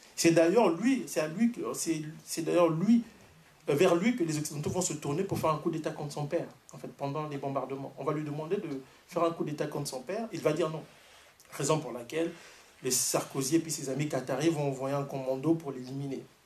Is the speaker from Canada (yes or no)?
yes; Canada; je suis canadien